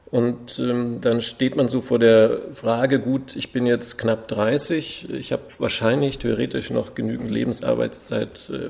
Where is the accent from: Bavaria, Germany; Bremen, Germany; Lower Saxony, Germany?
Bavaria, Germany; Munich; accent: Standard German; ich bin ein Urmünchner. Ich bin in München geboren, in Schwabing und bin halt sehr hochdeutsch aufgewachsen